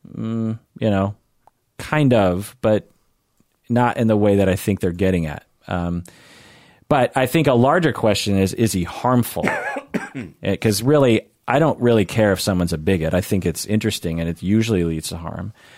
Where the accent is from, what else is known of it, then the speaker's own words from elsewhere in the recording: Seattle, Washington, United States; I'm a Seattleite